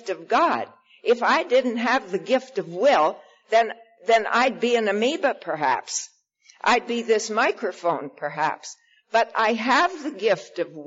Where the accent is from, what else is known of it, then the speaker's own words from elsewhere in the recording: Saskatchewan, Canada; moved away as an adult; I was born in Saskatchewan